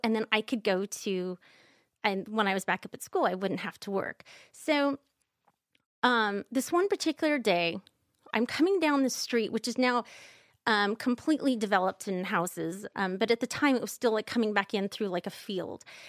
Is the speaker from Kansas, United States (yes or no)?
yes; Kansas, United States; I'm from Kansas